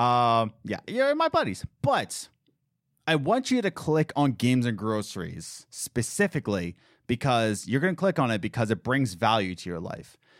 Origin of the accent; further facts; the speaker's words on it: Philadelphia, Pennsylvania, United States; I'm from Philadelphia